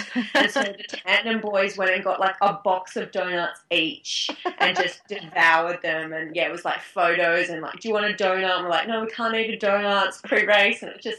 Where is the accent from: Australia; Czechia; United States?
Australia; I guess I'm lucky with one of my main rivals being another Australian.